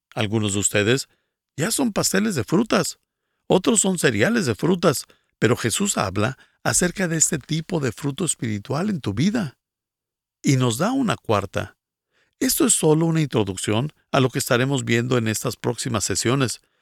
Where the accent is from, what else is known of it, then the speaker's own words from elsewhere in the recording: Guatemala; soy de Guatemala